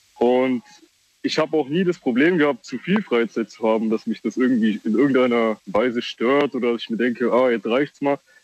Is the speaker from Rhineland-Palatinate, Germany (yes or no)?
yes; Kaiserslautern, Rhineland-Palatinate, Germany; ich komme aus Kaiserslautern, aktuell halt umgezogen im Dorf